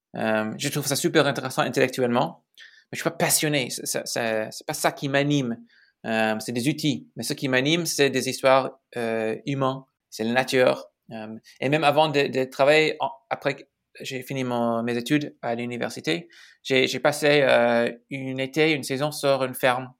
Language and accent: French; Chicago, Illinois, United States; French is a second language; moved away as an adult; also born or lived in Silicon Valley, California / San Francisco; je suis né à Chicago, donc je suis Américain